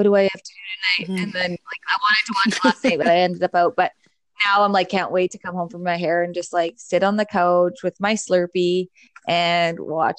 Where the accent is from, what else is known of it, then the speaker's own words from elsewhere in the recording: Canada; also born or lived in Edmonton, Alberta; I was born in Edmonton, and I moved here to Summerlin when I was one, but I was one, or I guess I was under one